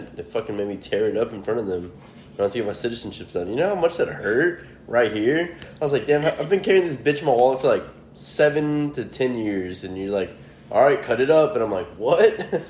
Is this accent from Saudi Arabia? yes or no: no; Mexico; now in United States; I wasn't a citizen. I was born in Mexico. So I always had, like, a green card.